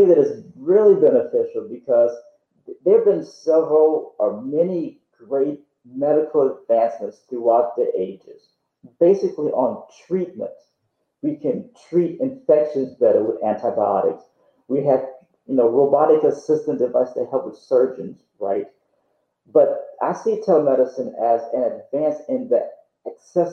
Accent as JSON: {"language": "English", "region": "Louisiana", "country": "United States", "moved": "yes", "lives_now": "Texas, United States", "said": "I'm from Louisiana originally, and we love fried food down there"}